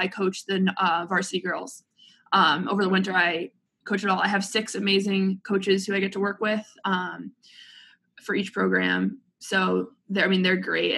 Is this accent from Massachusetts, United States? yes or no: yes; Boston, Massachusetts, United States; moved away as an adult; also born or lived in Indiana; now in Indianapolis, United States; I'm from Boston